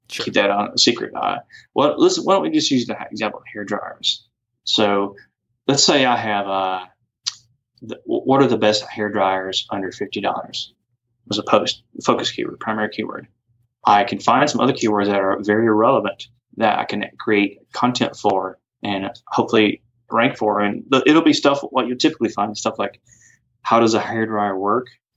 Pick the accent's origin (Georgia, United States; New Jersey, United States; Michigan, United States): Georgia, United States; off Singleton Road, near Jimmy Carter Boulevard; also born or lived in Duluth, Georgia / Roswell, Georgia / Alpharetta, Georgia; originally off somewhere off Singleton Road, not too far from Jimmy Carter Boulevard